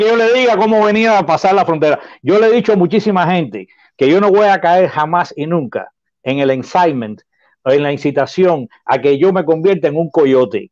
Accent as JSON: {"language": "Spanish", "country": "Cuba", "moved": "yes", "lives_now": "United States", "said": "yo soy cubano, y tengo, no tengo familia ya en Cuba porque todas las he traído para acá"}